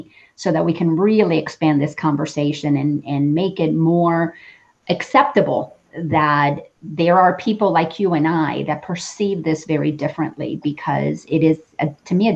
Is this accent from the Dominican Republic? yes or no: yes; Dominican Republic; I grew up in the Dominican Republic, and I grew up Catholic.